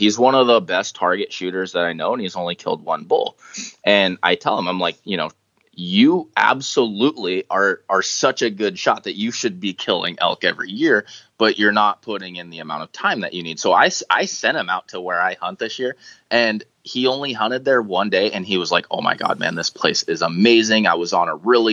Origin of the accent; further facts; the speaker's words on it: Toutle, Washington, United States; I grew up in Tootle, went to school at Tootle Lake there by Mount St. Helens